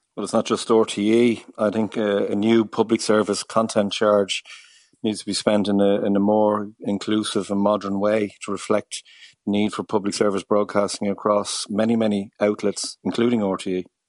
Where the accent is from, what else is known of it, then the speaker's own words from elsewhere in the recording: Ireland; we as an Irish, uh, people